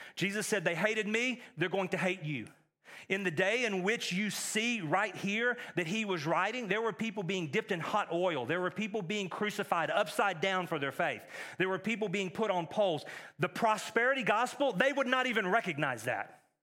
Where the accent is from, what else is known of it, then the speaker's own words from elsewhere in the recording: East Texas, United States; moved away; I grew up in East Texas, which is a lot like East Tennessee